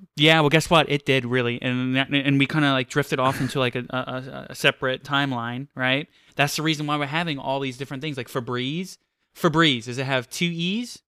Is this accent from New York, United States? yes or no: yes; New York City, New York, United States; I'm from Queens.